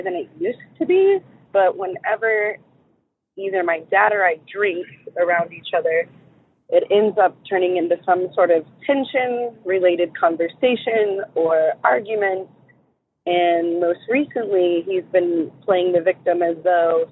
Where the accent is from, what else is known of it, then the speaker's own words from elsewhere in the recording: San Antonio, Texas, United States; I'm from San Antonio, Texas.